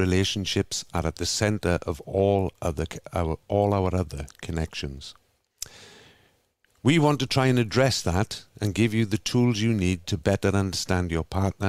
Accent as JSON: {"language": "English", "region": "Wales", "country": "United Kingdom", "said": "I'm from Wales in the United Kingdom"}